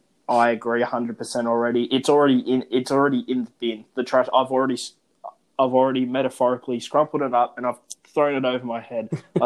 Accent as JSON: {"language": "English", "country": "Australia", "said": "Well, for me, and I'd argue a lot of the listeners, back home to Australia"}